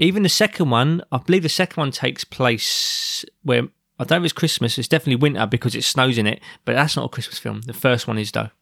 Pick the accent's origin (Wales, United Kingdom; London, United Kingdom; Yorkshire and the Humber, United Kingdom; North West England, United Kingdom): London, United Kingdom; as a child growing up in South London